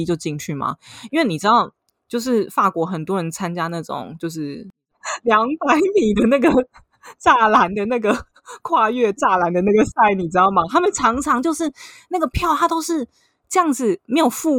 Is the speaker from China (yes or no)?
no; Taiwan; now in Paris, France; 我是台湾人